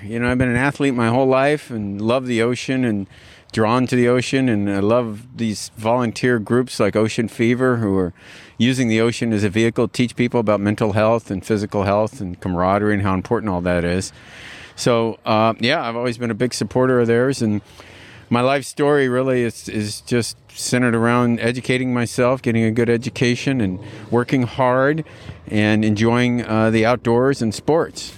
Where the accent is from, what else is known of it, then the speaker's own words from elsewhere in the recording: California, United States; also born or lived in Dallas, Texas; I was born in Dallas, Texas, and when I was eight years old, we moved out here. So, uh, I'm not a native Californian